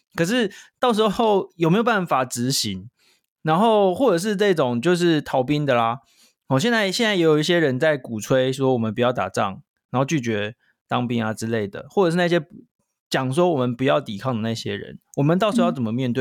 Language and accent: Chinese; Taiwan; 那我们台湾人会怎么样看